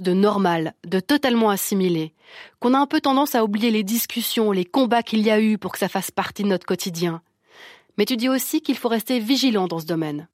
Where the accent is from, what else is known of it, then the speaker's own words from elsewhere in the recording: Switzerland; chez nous en Suisse